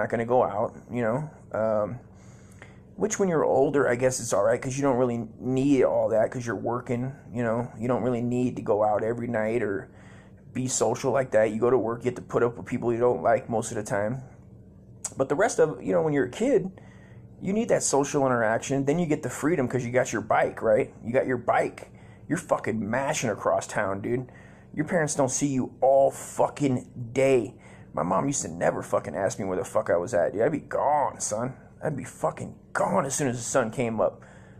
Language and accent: English; California, United States; Must be the Mexican in me from growing up in Cali.